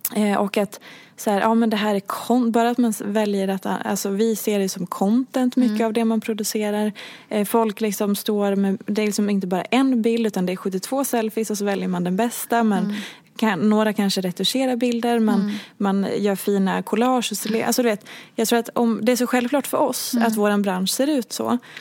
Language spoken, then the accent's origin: Swedish; Hedemora, Dalarna County, Sweden; moved away; jag är uppvuxen i Hedemora